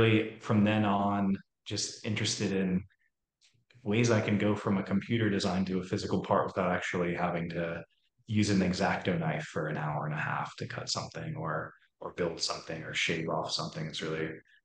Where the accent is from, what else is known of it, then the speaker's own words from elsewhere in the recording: Seattle, Washington, United States; moved away as an adult; also born or lived in New York State / San Diego, California; So I'm from Seattle. I grew up in Seattle, Washington, did some school out in New York State